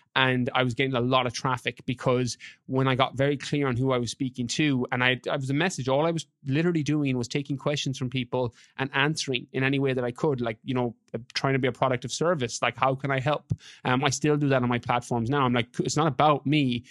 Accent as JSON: {"language": "English", "region": "west of Ireland", "country": "Ireland", "moved": "as an adult", "said": "I'm from Ireland originally, from, from the West."}